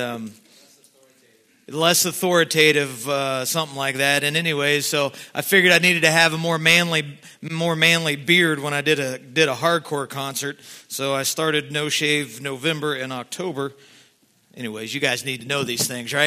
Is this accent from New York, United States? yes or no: no; Southeast Ohio, United States; I'm from Southeast Ohio. I think we live off of deer hunting